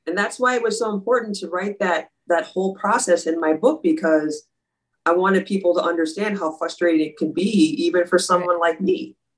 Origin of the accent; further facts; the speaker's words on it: Dayton, Minnesota, United States; I was born and raised in Minneapolis, Minnesota, and when I was six years old, around there's five or six years old, my my family moved out to a suburb called Dayton, Minnesota